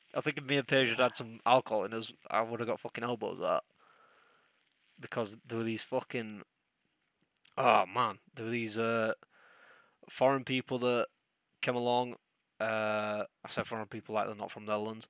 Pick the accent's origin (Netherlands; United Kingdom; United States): United Kingdom; England; I'm English